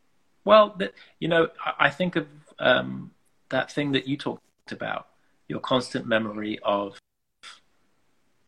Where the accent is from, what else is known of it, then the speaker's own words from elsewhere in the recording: England, United Kingdom; growing up as, you know, as an English person, as an Afghan person